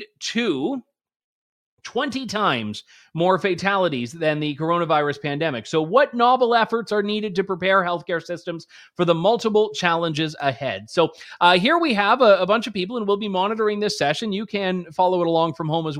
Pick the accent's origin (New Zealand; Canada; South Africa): Canada; as a Canadian